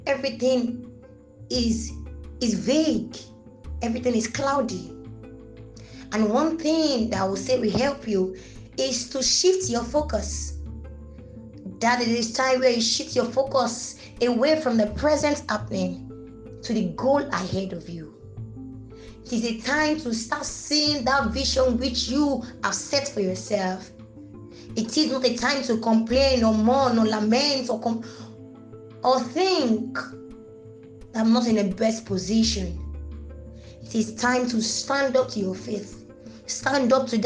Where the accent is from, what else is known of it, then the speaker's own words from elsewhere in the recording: Ile-Ife, Osun, Nigeria; I'm from Ileife, Osun State.